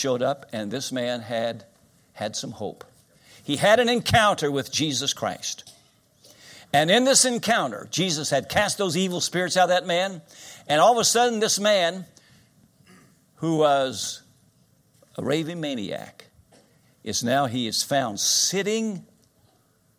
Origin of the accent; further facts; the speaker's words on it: Winchester, Kentucky, United States; Winchester, Kentucky, my hometown